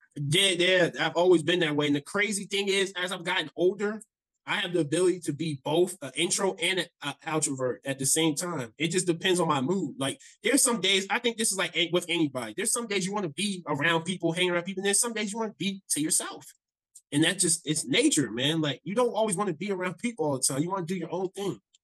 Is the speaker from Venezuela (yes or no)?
no; Browns Mills, New Jersey, United States; I grew up in New Jersey. Um, I always say because nobody knows what this town is, so I always say near Fort Dix. So I grew up in this small town called Browns Mills